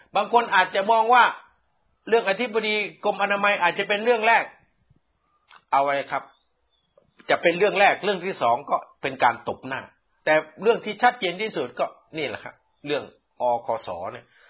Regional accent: Isan, Thailand; แต่ภาษาบ้านผมเนี่ย

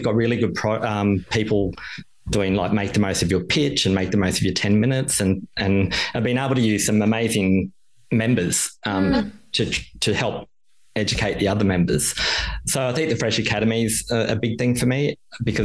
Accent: Queensland, Australia; now in Melbourne, Australia; Queensland, my hometown as well.

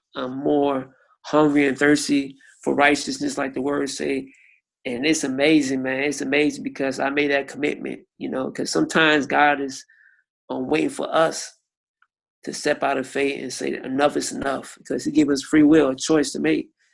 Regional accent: Miami, Florida, United States; I'm from Miami, Florida, and I'm 33 years old

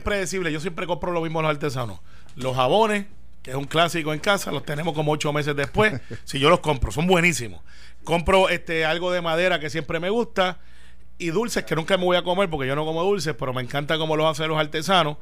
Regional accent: Puerto Rico; como puertorriqueño

